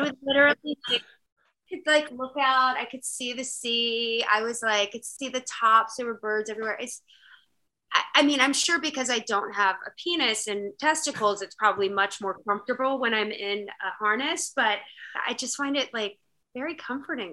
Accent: Virginia, United States; also born or lived in North Dakota; I'm not really from North Dakota. I was just born there. Just born there. For the record, I'm a Virginia girl.

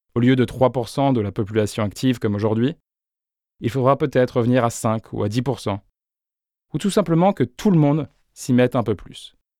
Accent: Beauce, Centre-Val de Loire, France; Je suis né en Beauce, le grenier de la France

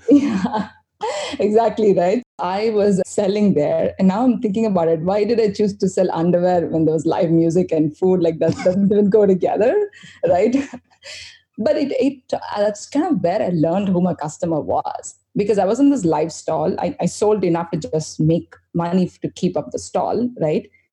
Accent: India; I'm this Indian chick

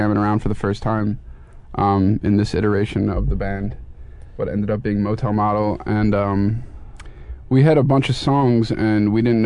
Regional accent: Philadelphia, Pennsylvania, United States; I'm from Philly actually

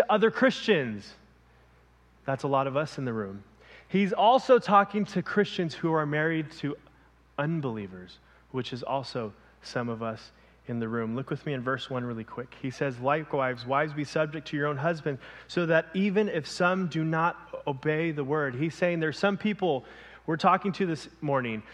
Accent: Los Angeles, California, United States; moved away as an adult; also born or lived in Ventura, California; I come from Los Angeles, born and raised in LA.

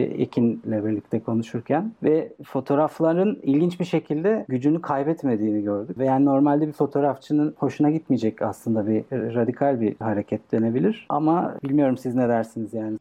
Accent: Bursa, Turkey; now in Istanbul, Turkey; ben Bursalıyım.

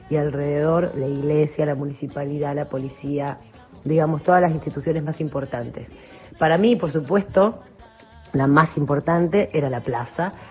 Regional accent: San José de la Esquina, Santa Fe, Argentina; born there; nací en San José de la Esquina, que es un pueblo que queda al sur de la provincia de Santa Fe, un pueblo muy chiquito.

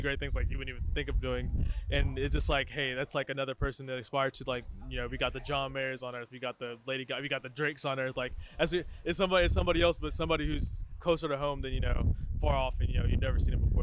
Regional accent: Waco, Texas, United States; I am from Waco, Texas.

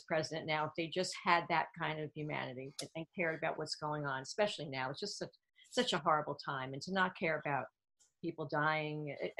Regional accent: Newark, New Jersey, United States; Well, I grew up mostly in Newark, New Jersey. And my family was very much of the … generation.

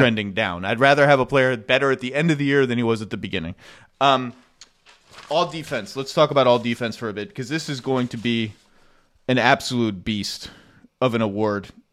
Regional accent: Connecticut, United States; I grew up in Connecticut

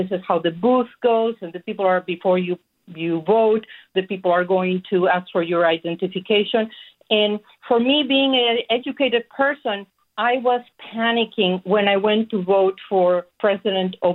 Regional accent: Mexico City, Mexico; moved away as an adult; now in Sacramento, United States; I was born in Mexico City, and for all the years that I, I lived there

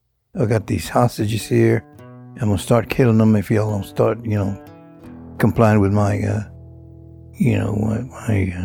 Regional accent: small Texas town, United States; It was in a small town, typical small Texas town

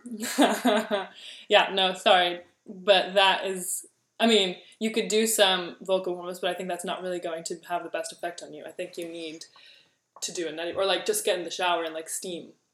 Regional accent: New Jersey, United States; also born or lived in San Francisco / Michigan; now in New York, United States; My parents are from Germany, but then I was born in San Francisco, then spent childhood in Jersey, then went to school in Michigan, and now I live in New York

